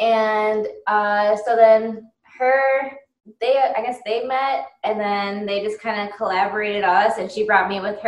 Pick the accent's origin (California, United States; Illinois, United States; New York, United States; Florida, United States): Illinois, United States; Chicago; I'm from Chicago, Illinois.